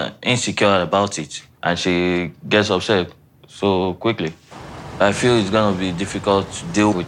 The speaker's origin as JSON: {"language": "English", "country": "Nigeria"}